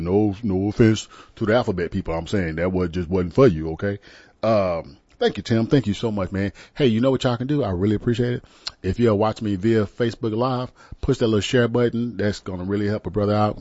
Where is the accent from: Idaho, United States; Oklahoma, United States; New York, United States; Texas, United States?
Texas, United States; San Antonio; I'm from San Antonio